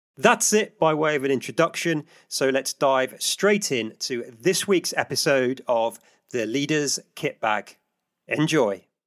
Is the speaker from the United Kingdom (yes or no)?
yes; United Kingdom; in the UK, my home country